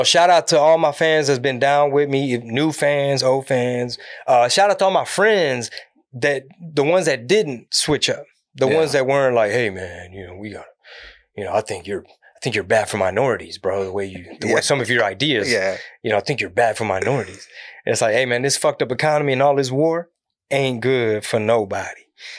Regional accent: Houston, Texas, United States; also born or lived in San Antonio; born and raised out of Houston

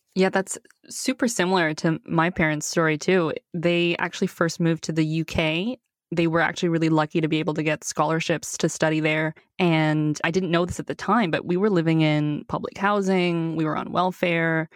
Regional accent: Canada; also born or lived in China; I was born in China and I moved to Canada with my parents when I was six

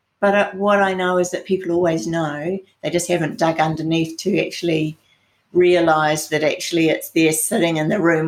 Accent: New Zealand; I'm from New Zealand, so that's the other side of the world.

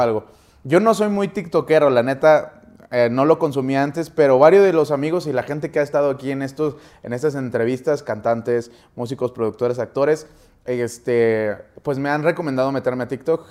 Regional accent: Mexico City, Mexico; now in Saltillo, Mexico; yo soy de Saltillo, Coahuila, bueno, soy de la Ciudad de México, pero vivimos allá

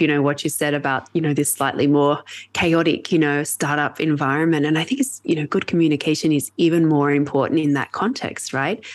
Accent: Australia; accent: Australian; moved away; I'm Australian

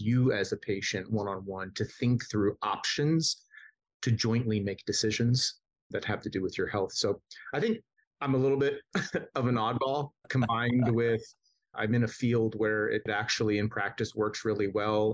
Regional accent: Southern California, United States; I grew up in Southern California

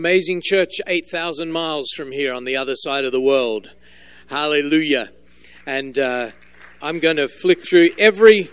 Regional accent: Melbourne, Victoria, Australia; moved away as an adult; also born or lived in Solomon Islands; born and raised in Australia. I was born in the city of Melbourne on the southern coast of Australia.

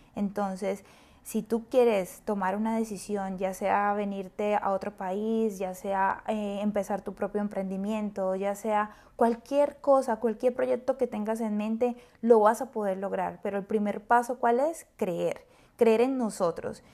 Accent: Colombia; moved away as an adult; now in San Francisco, United States; soy orgullosamente colombiana, una colombiana viviendo en una de las mejores ciudades y de las ciudades más lindas de Estados Unidos, San Francisco

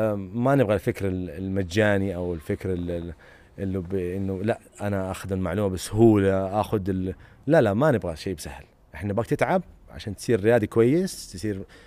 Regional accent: Medina, Medina Province, Saudi Arabia; انا بصراحه اعتز بمدنيتي مره كثير

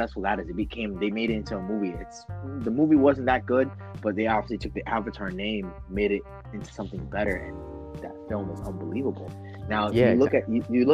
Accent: New York City, New York, United States; I grew up in the Bronx

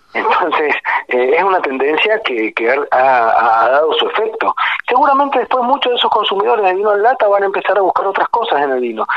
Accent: Tunuyán, Mendoza, Argentina; Yo soy de Mendoza, de una ciudad que se llama Tunuyán

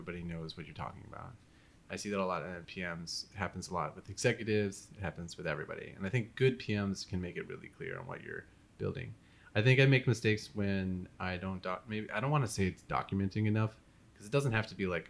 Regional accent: Minnesota, United States; moved away as an adult; also born or lived in East Coast; now in San Francisco, United States; I was born in Minnesota and I was raised there until I was 18.

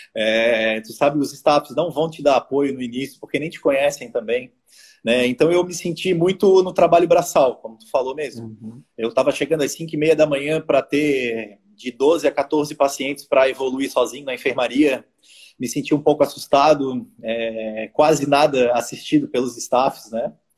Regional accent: Florianópolis, Santa Catarina, Brazil; eu quero morar em Florianópolis e eu sou de Florianópolis

